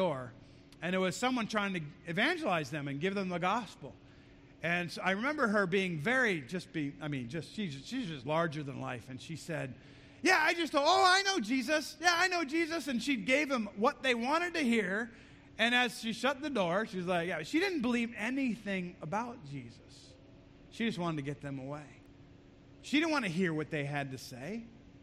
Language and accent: English; United States; And as an American